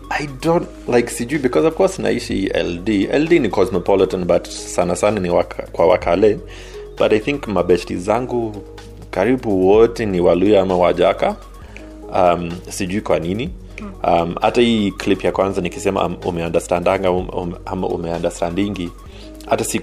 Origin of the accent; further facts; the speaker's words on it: Kenya; but i think ah, mi ni mkenya damu hata kama kwa rangi haiko lakini kwa damu mi ni mkenya